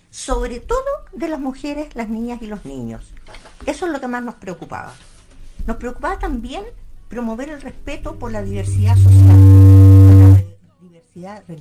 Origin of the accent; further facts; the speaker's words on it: Santiago, Santiago Metropolitan Region, Chile; moved away; yo vengo de Santiago y quedé tan maravillada con el medio ambiente de acá